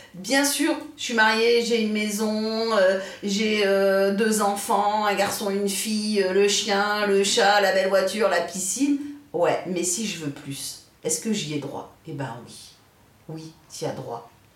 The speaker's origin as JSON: {"language": "French", "country": "France", "tie": "born or raised there", "said": "on est né en France. Nous, on est français"}